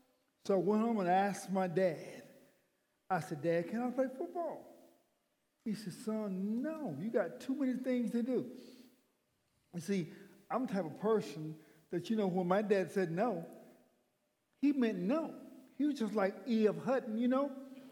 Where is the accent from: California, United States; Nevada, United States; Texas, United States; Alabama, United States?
Alabama, United States; McCullough; also born or lived in Atmore, Alabama; I was in Atmore, Alabama. No, a little town called McCullough, Alabama.